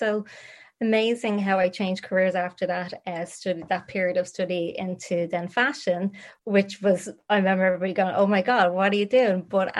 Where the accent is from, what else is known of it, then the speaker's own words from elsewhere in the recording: Dublin, Leinster, Ireland; born and bred in Dublin, from kind of more inner city, moved out to the outskirts of Finglas when I was a wee baba, I suppose. So I was brought up in Finglas.